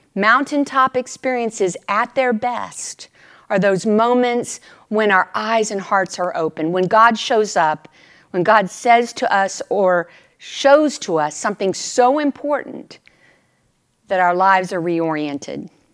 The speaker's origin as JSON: {"language": "English", "region": "Texas", "country": "United States", "moved": "yes", "said": "they knew I was from Texas"}